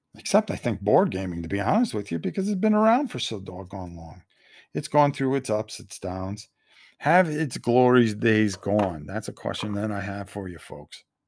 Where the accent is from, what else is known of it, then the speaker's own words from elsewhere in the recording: Connecticut, United States; growing up in Connecticut, you know, going to New Haven Coliseum all the time